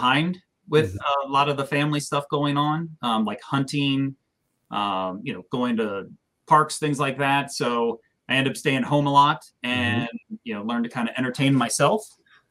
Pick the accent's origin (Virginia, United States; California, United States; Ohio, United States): Virginia, United States; Sterling; I grew up in Sterling Park, so that's where I grew up